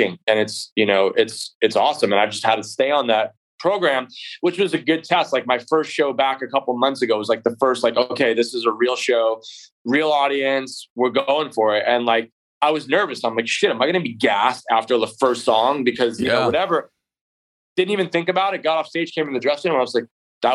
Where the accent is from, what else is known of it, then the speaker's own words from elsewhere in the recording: New York, United States; moved away; also born or lived in California; I grew up in New York in a basement.